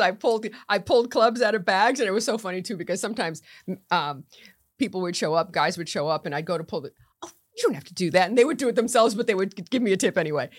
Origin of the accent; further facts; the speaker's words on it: Norwalk, Connecticut, United States; moved away as an adult; now in Palm Beach County, United States; I was born in Norwalk, Connecticut, and I went to the same high school as my dad